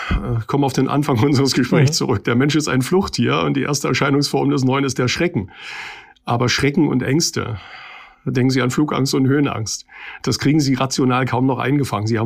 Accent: East Germany, Germany; Und wenn ich nun als Ossi im Osten ein zweites Mal gefordert bin

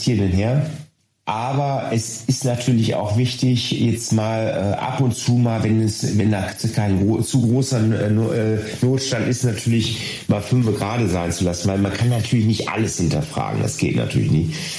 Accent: Ruhr area, North Rhine-Westphalia, Germany; hier bei uns im Ruhrgebiet

